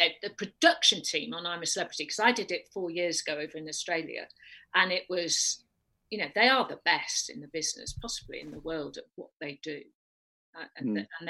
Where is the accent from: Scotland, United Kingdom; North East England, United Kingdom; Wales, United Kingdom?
Wales, United Kingdom; Denbigh; also born or lived in Prestatyn / Rhyl; now in Pembrokeshire, United Kingdom; So I grew up in the Clwyd Valley, in the Vale of Clwyd. And so Prestatyn, went to school in Rhyl because I was Catholic all my life in the comp there, and lived in Denbigh as well.